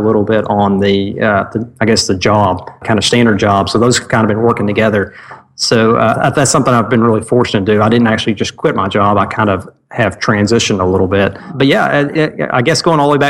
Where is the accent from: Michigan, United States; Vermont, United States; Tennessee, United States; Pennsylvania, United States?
Tennessee, United States; Cleveland; also born or lived in Ooltewah, Tennessee; I grew up in Cleveland, Tennessee, and I live in Ottawa, Tennessee, which is all within the Chattanooga area